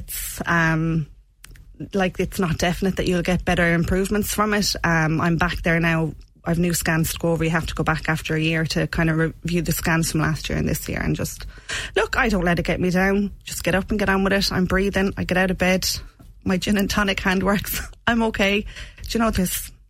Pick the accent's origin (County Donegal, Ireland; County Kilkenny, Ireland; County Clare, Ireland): County Clare, Ireland; Shannon; I'm from Shannon originally, out the road.